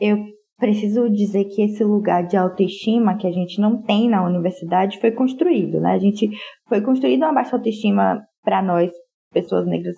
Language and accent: Portuguese; Salvador, Bahia, Brazil; moved away as an adult; now in São Paulo, Brazil; sou soteropolitana